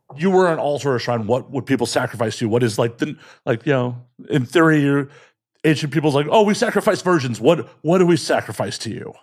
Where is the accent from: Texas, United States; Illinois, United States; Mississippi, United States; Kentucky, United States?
Illinois, United States; Chicago; born and raised in Chicago